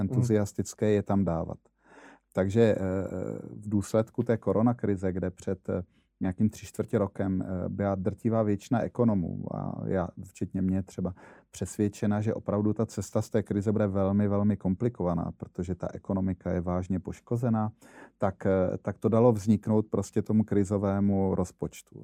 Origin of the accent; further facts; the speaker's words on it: Brno, South Moravian Region, Czechia; já jsem Brňák